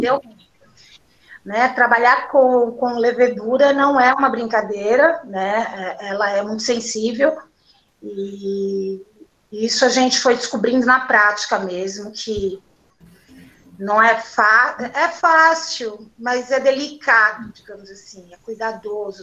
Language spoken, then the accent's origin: Portuguese; São Paulo, Brazil; Sou da periferia aqui de São Paulo mesmo